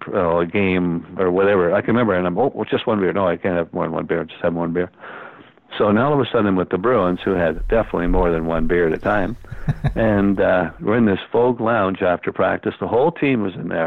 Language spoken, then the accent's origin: English; Kingston, Ontario, Canada; we're from Kingston